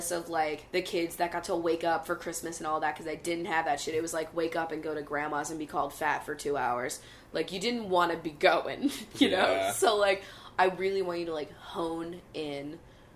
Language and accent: English; Bucks County, Pennsylvania, United States; We barely, like, dot our I's up in fucking Bucks County.